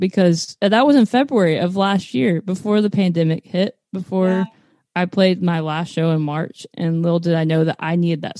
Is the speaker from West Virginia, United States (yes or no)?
no; Texas, United States; now in Nashville, United States; I Southeast Texas. So I moved here actually to not